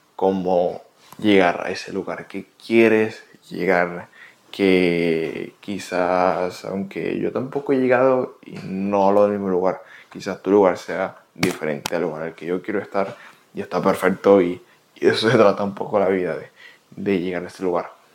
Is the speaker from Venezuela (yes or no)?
yes; Venezuela; moved away as an adult; now in United States; soy de Venezuela, tengo 22, casi 23 años. Tengo viviendo en Estados Unidos aproximadamente ya casi tres años